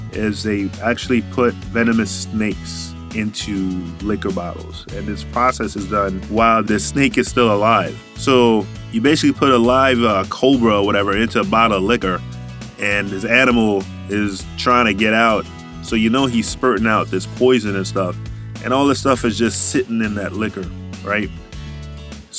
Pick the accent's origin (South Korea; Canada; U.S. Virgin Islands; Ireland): U.S. Virgin Islands; Charlotte Amalie; moved away; I'm a CTTC from St. Thomas, Virgin Islands